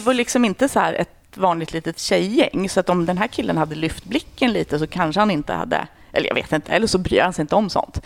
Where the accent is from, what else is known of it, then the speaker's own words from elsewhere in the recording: outside Uppsala, Uppsala County, Sweden; moved away as an adult; now in Stockholm, Sweden; Jag är mm. född i Stockholm, men sen är jag uppväxt i, utanför Uppsala.